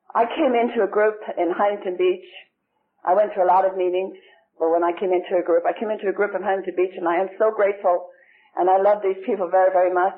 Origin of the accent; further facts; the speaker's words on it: Ireland; moved away as an adult; now in United States; I lived there for 17 and a half years of my life